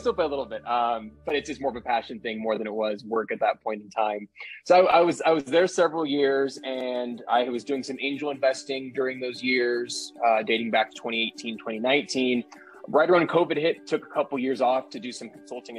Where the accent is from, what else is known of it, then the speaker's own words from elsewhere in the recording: San Diego, California, United States; moved away as an adult; also born or lived in Poway, California; now in Las Vegas, United States; born and raised in San Diego